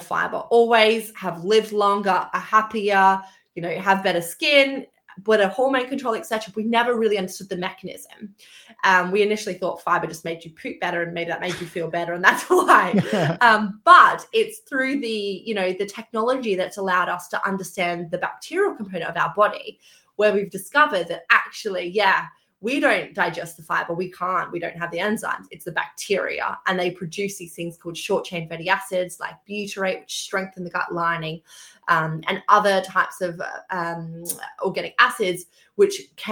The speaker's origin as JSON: {"language": "English", "country": "Australia", "tie": "born or raised there", "also_born_or_lived": "Queensland", "moved": "as an adult", "lives_now": "London, United Kingdom", "said": "I actually grew up on a farm in Australia, a very small town. So you may have picked up, I'm Australian, actually"}